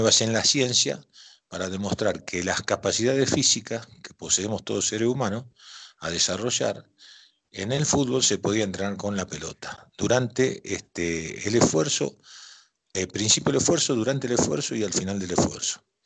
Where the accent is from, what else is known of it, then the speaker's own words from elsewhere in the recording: Rosario, Santa Fe, Argentina; yo soy rosarino